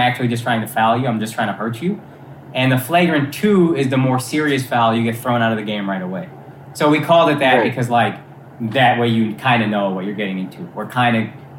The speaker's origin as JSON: {"language": "English", "region": "Texas", "country": "United States", "tie": "born or raised there", "also_born_or_lived": "New York / Los Angeles", "moved": "as an adult", "said": "I grew up in Texas, which is very Republican, whatever, so I was pretty liberal"}